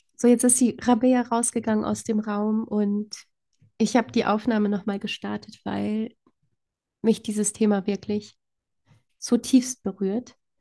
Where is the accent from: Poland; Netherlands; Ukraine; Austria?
Poland; moved away; ich komme ja gebürtig aus Polen